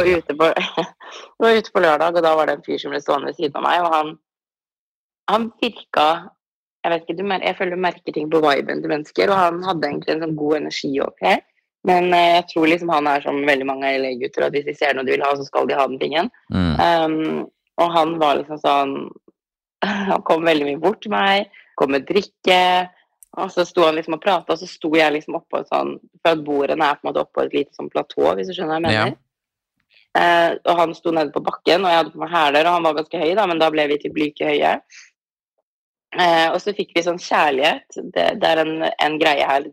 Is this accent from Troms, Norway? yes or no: yes; Tromsø, Troms, Norway; moved away as an adult; now in Los Angeles, United States; når jeg går ut i gata hjemme i Tromsø